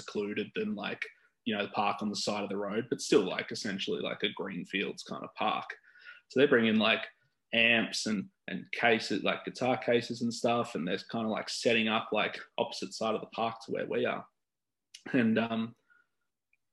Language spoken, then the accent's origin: English; Sydney, New South Wales, Australia; moved away as an adult; I grew up on the Northern Beaches